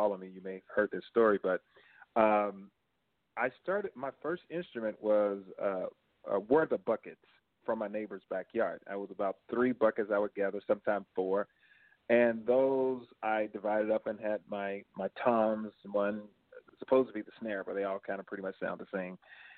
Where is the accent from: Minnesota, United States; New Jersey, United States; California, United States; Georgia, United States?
Georgia, United States; Manchester; now in St. Petersburg, United States; growing up in Georgia